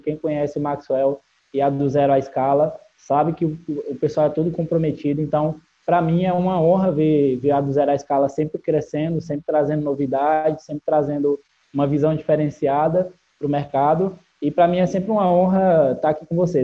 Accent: Barbalha, Ceará, Brazil; eu venho de uma cidade do interior do, do Ceará chamada Barbalha, é a cidade que eu vivi a maior parte da minha vida.

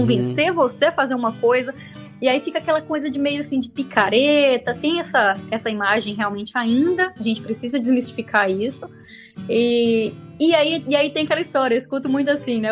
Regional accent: Barra Longa, Minas Gerais, Brazil; also born or lived in Viçosa; Eu fui, eu fui criada na roça. Quando eu falo que eu sou de Barra Longa, que tem 6.500 habitantes, na verdade eu, eu, fui criada na roça mesmo.

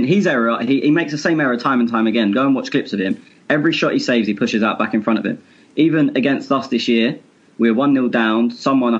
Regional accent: England, United Kingdom; I'm English.

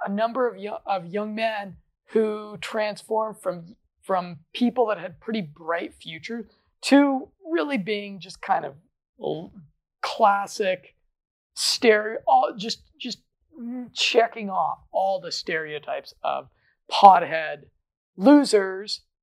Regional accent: Colorado, United States; I'm from Colorado. I'm from one of the most liberal states when it comes to marijuana

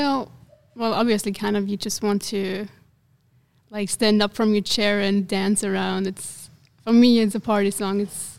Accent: Italy; now in Netherlands; I'm from Italy originally

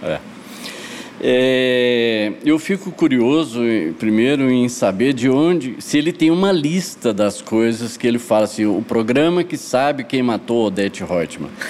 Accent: Goiás, Brazil; also born or lived in Goiânia; fui criado no interior, fui criado, eu nasci em Goiânia, mas mudei para minha família mudou para Goiás Velho eh, eu tinha quatro anos

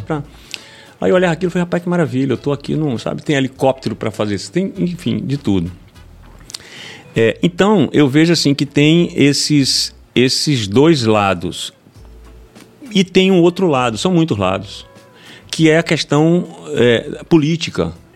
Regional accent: Itabuna, Bahia, Brazil; eu venho do, de Itabuna

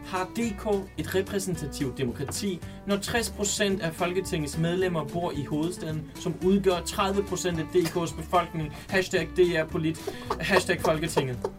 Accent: Southern Jutland, Southern Denmark, Denmark; accent: Southern Jutlandic; now in Copenhagen, Denmark

